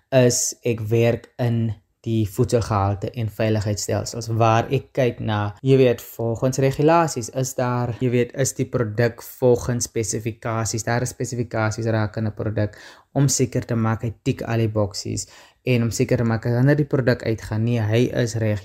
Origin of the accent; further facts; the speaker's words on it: Karkams, Northern Cape, South Africa; also born or lived in Stellenbosch; ek kom uit Namakoland uit. So ek is 'n nammetjie, ek kom daar uit die uh tussen die klippe van die Kamiesberge uit, met 'n klein dorpie met naam Karkam